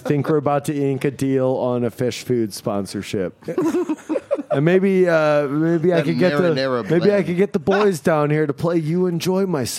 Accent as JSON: {"language": "English", "region": "Indiana", "country": "United States", "tie": "born or raised there", "said": "I was born and raised in Indiana."}